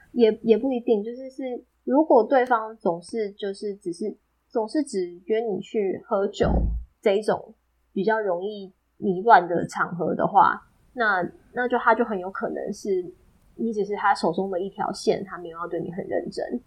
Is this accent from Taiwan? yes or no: yes; Taiwan; 我们台湾人